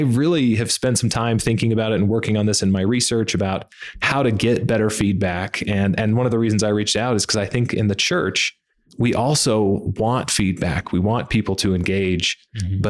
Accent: Heber City, Utah, United States; also born or lived in Alaska; now in Lubbock, United States; I was born in Alaska. My dad was in the Air Force, but lived in Utah most of my life on a farm in Heber City. And we live in Lubbock, Texas now.

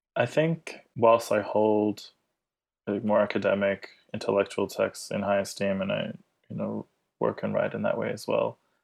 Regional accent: Australia; I grew up in Australia as well

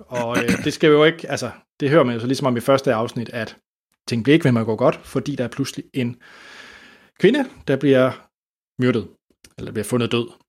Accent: Denmark; som dansker

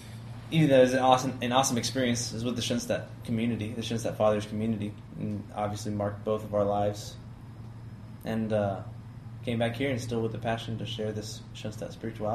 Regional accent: Texas, United States; also born or lived in Alaska, United States / California, United States / Louisiana, United States; Now, I was born in Alaska, which is a weird place to be born. But we were there because my dad was in the oil business. So that took me around a few different places: California after that, and Louisiana, until moving to Texas.

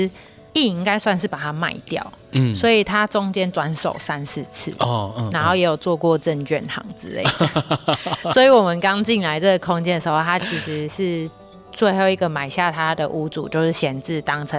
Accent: Pingtung, Pingtung County, Taiwan; now in Yanshui, Taiwan; 对，我是屏东人。

